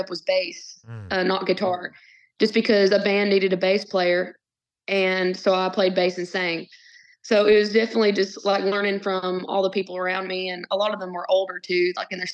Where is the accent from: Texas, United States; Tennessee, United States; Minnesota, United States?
Tennessee, United States; Winchester; now in Nashville, United States; I'm from Winchester, Tennessee. I grew up Southeast Tennessee, an hour and a half from Nashville